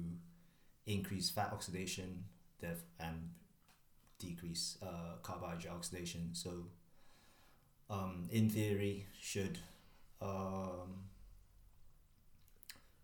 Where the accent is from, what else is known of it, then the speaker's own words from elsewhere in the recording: Hong Kong; moved away as an adult; also born or lived in Leeds, United Kingdom; now in United Kingdom; born and raised in Hong Kong.